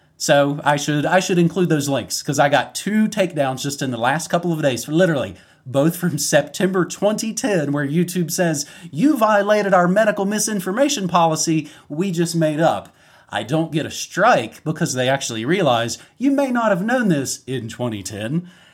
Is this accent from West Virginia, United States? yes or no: yes; West Virginia, United States; I'm from West Virginia. You fire a potato gun out in the woods.